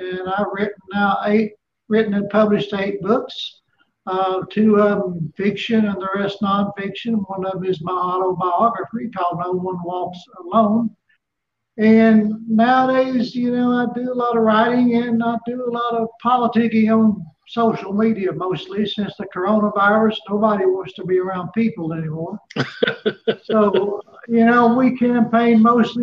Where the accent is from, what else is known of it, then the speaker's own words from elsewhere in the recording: Johnson City, Tennessee, United States; also born or lived in Kingsport, Tennessee; I was born right here in Northeast Tennessee in Kingsport. I grew up in Johnson City, where I still live.